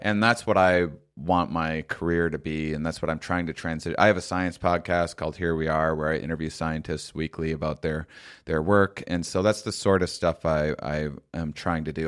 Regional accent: La Crosse, Wisconsin, United States; moved away; Wisconsin where I'm from originally

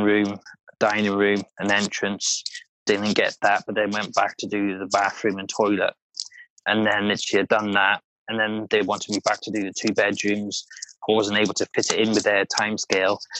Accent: Wales, United Kingdom; accent: Welsh twang; my Welsh twang

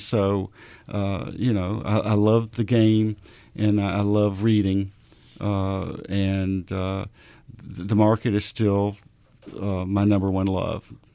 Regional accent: Arkansas, United States; I'm from Arkansas

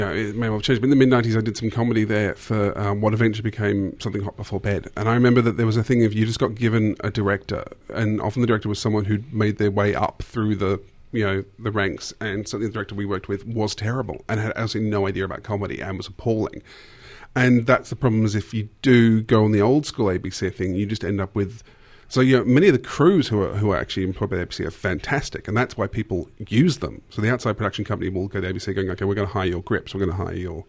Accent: Australia; You know I'm Aussie

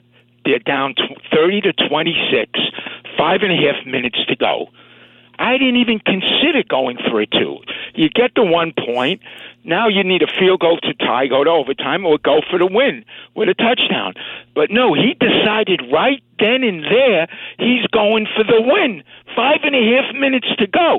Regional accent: New York, United States; New York all my life, watching New York sports

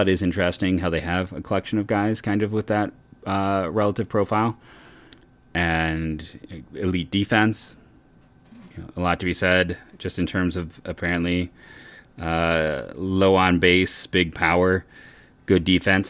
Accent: Cleveland, Ohio, United States; I grew up in Cleveland

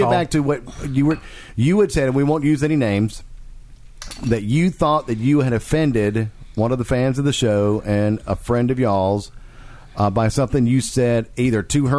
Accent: the South, United States; We're from the South.

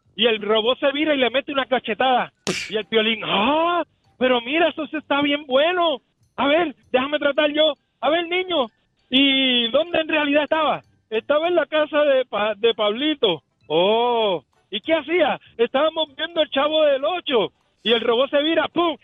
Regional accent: Puerto Rico; De Puerto Rico, de Puerto Rico.

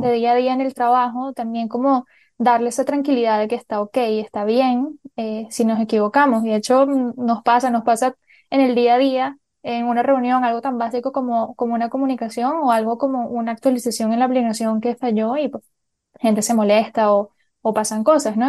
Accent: Venezuela; moved away as an adult; also born or lived in Colombia; yo nací en Colombia y me crié en Venezuela

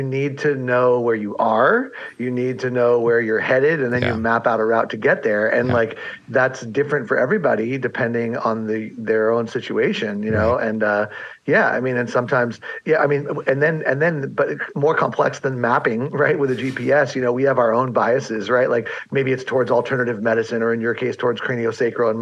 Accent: San Diego, California, United States; moved away; also born or lived in Seattle; San Diego, which happens to be my hometown

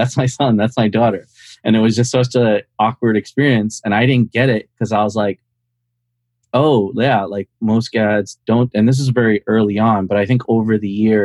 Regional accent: India; also born or lived in Bronx, New York / New Jersey / Washington, District of Columbia, United States; now in Montgomery County, United States; So I grew up in India, was born there, came to the Bronx, lived in New Jersey, and then moved down to DC.

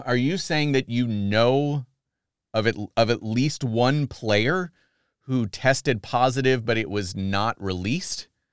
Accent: United States; I'm bummed as an American

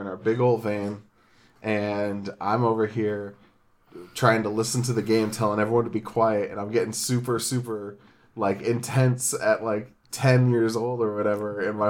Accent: San Diego, California, United States; also born or lived in Illinois; We moved back. I was nine, actually. We moved back from Illinois, and I thought that I should root for a team that was closer to my hometown, which is San Diego.

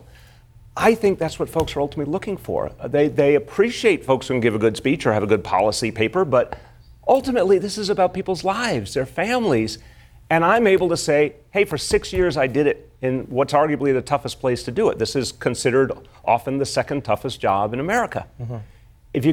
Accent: New York, United States; as a New Yorker

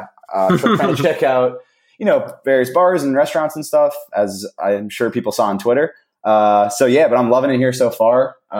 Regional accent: New Canaan, Connecticut, United States; moved away as an adult; also born or lived in Maryland; now in Jacksonville, United States; I'm from New Canaan, Connecticut, which is a suburb of New York City, about an hour north of the city, obviously, in Connecticut. Grew up around there

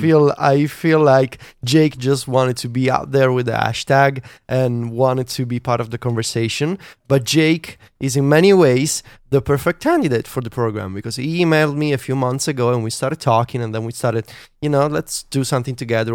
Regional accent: Italy; English is a second language; the pretentious Italian who wanted to write in English

